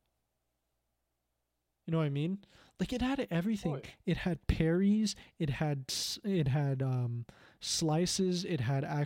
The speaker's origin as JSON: {"language": "English", "country": "Canada", "said": "being Canadian"}